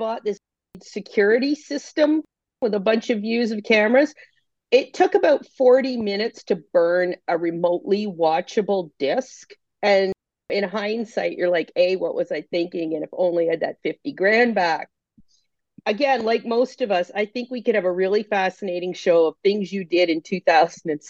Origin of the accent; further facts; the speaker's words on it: Canada; accent: Canadian; moved away as an adult; also born or lived in Ontario; now in Brooklyn, United States; I am indeed Canadian